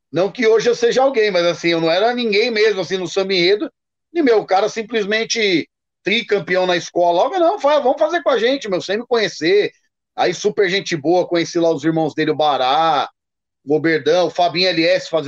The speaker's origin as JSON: {"language": "Portuguese", "town": "Santo André", "region": "São Paulo", "country": "Brazil", "tie": "born or raised there", "said": "aí fui pra minha terra, Santo André."}